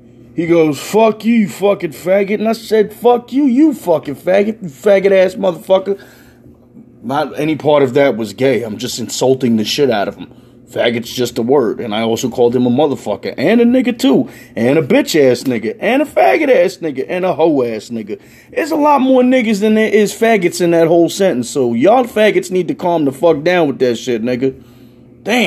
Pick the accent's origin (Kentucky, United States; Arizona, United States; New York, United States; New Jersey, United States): New York, United States; New York City; I'm a New Yorker